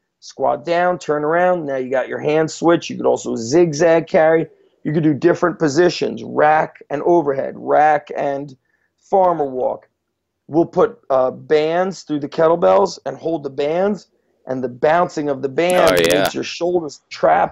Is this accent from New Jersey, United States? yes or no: yes; New Jersey, United States; also born or lived in Israel / New York; we moved to this country from Israel. My dad was in the Israeli army, so was my mom. When we moved to New York, then we moved to New Jersey